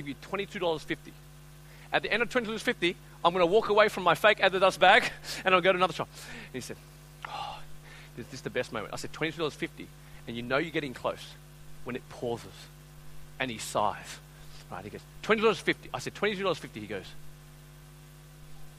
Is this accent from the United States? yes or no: no; Australia; I'm from Australia.